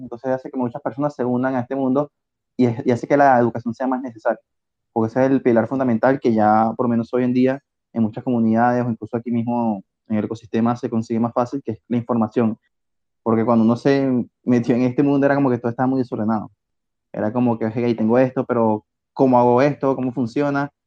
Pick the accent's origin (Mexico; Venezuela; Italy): Venezuela; also born or lived in Spain; now in Barcelona, Spain; yo soy de Venezuela